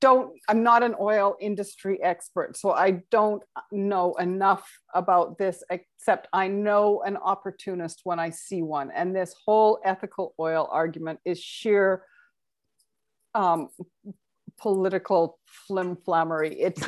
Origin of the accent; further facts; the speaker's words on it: Alberta, Canada; it's funny because I grew up in Alberta and we called it the tar sands when I was growing up. It was the Athabasca tar sands.